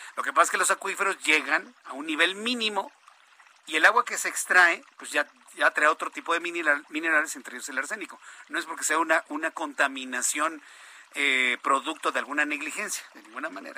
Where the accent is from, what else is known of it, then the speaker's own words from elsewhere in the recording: Mexico City, Mexico; del Instituto México primaria, del Instituto México secundaria en Popocatépetl